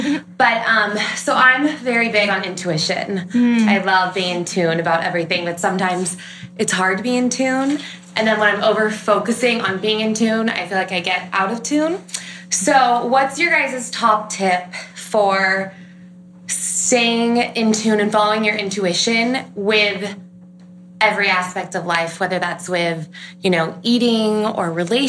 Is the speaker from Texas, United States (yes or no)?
no; California, United States; Hello, I'm from California.